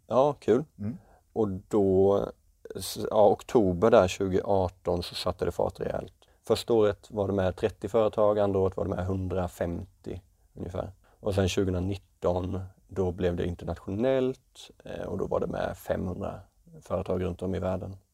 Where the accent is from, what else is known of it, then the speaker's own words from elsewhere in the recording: Växjö, Kronoberg County, Sweden; moved away as an adult; jag är född 92 i Småland, i Växjö och pluggade elektriker i gymnasiet och sen så flyttade jag ner hit